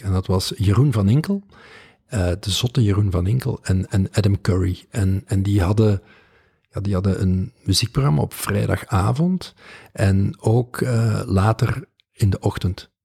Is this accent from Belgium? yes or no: yes; Balen, Flanders, Belgium; moved away as an adult; Dat is de Kempen, dat, dat, dat is de plek waar ik ben opgegroeid.